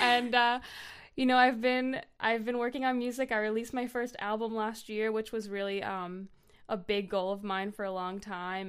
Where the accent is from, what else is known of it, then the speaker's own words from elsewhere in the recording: North Shore, Massachusetts, United States; I grew up on the North Shore, Massachusetts.